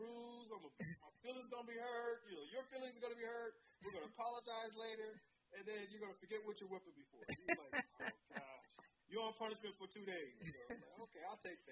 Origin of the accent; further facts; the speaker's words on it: Chicago, Illinois, United States; I grew up in Hyde Park. I'm just a kid on 52nd and Woodline